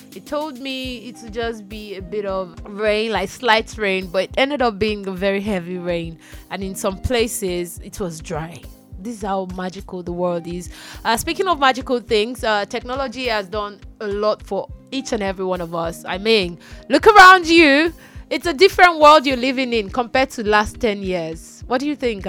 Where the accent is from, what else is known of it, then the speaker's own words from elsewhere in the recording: Nigeria; Nigeria, which is where I'm broadcasting from